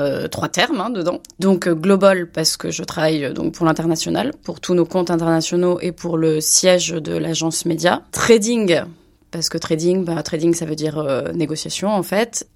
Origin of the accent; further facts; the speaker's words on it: Bordeaux, Nouvelle-Aquitaine, France; moved away as an adult; now in Barcelona, Spain; je viens de Bordeaux, mais j'habite euh, donc euh, en Espagne à Barcelone